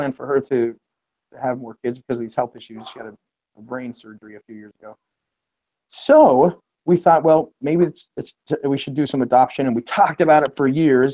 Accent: Utah, United States; moved away as an adult; now in Columbus, United States; I'm originally from the West. I'm from Utah and did my college work there, studies there

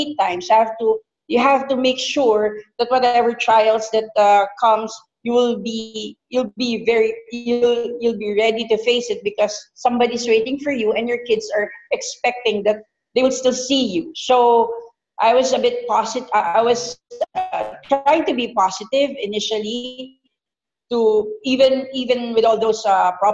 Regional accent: Philippines; moved away as an adult; also born or lived in Doha, Qatar; being a Filipina

